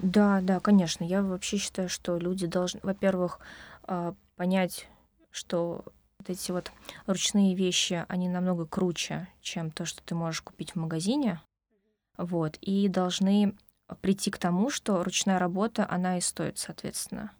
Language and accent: Russian; Moscow, Russia; Я из Москвы. Да, я здесь родилась, училась